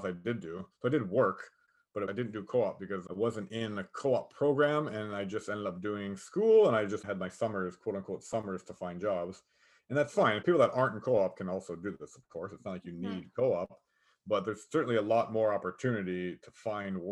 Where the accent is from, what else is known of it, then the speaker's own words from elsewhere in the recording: Niagara, Ontario, Canada; I'm from Niagara. So when I worked at the border, I worked at the Niagara border